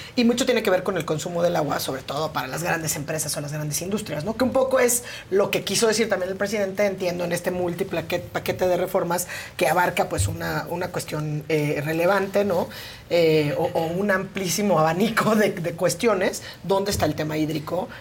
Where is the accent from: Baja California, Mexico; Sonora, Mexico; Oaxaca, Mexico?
Oaxaca, Mexico; yo soy de Oaxaca